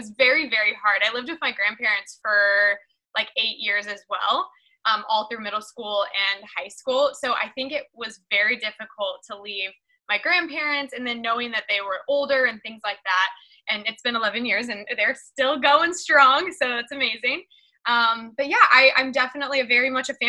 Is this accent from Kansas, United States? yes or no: yes; Kansas, United States; moved away as an adult; now in Marina del Rey, United States; growing up in Kansas